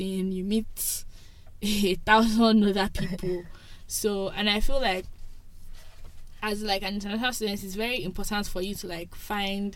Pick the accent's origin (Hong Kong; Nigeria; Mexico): Nigeria; moved away as an adult; now in Toronto, Canada; I'm Nigerian